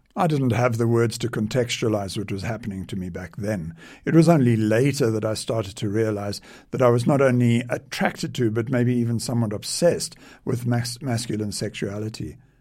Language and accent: English; South Africa; I was born in South Africa